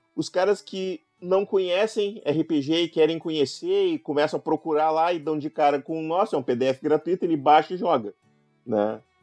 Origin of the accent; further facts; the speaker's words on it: Gaúcho, Rio Grande do Sul, Brazil; eu sou gaúcho